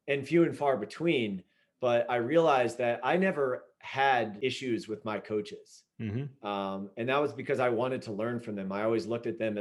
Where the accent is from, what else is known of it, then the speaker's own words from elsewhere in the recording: Southern Virginia, United States; I grew up in Southern Virginia